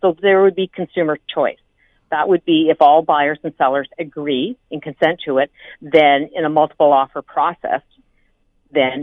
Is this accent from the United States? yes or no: no; Grey Bruce area, Ontario, Canada; I come from the Grey Bruce area